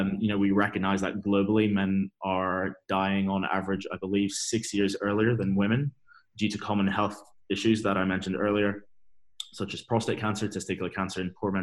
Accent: Dubai, United Arab Emirates; moved away; also born or lived in United Kingdom / Exeter / London; I grew up in Dubai. I was born and raised in Dubai

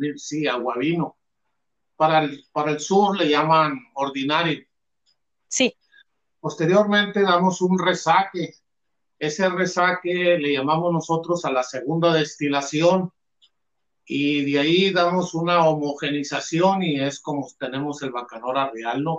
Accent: Álamos, Sonora, Mexico; somos del sur de Sonora, de una región de Álamos

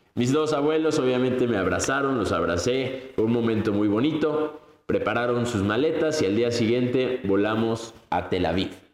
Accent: Mexico; first language Spanish; moved away as an adult; also born or lived in Colombia / English-speaking country; sí soy mexicano, pero ya soy medio colombiano

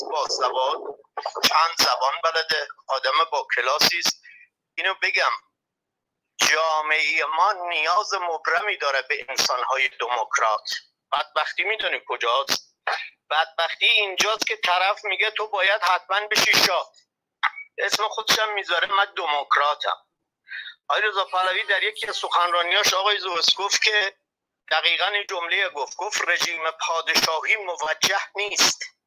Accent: Iran; ما ایرانی هستیم

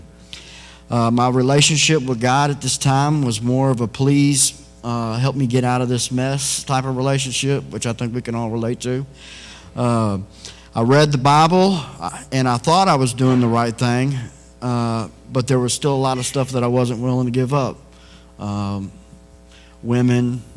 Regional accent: Texas, United States; I was raised in Texas by my mom and stepdad

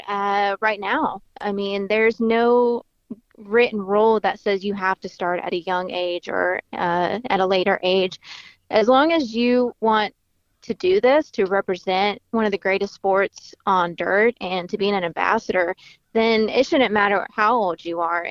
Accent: Florida, United States; moved away as an adult; now in The Woodlands, United States; I am actually from Florida.

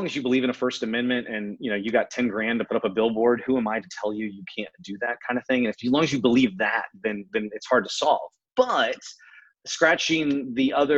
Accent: Southern Chesterfield County, Virginia, United States; I grew up in Southern Chesterfield County

